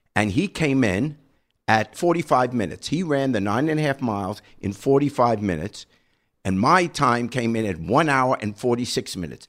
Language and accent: English; New York, United States; I was raised in New York